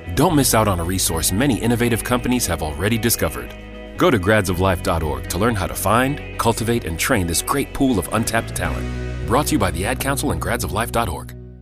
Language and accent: English; Providence, Rhode Island, United States; moved away as an adult; now in Attleboro, United States; was born and raised in Providence